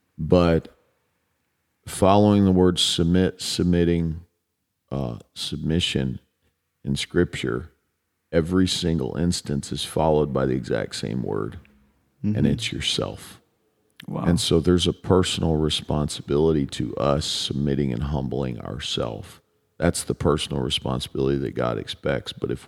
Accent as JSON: {"language": "English", "town": "Chicago", "region": "Illinois", "country": "United States", "said": "We're both from Chicago, my brother."}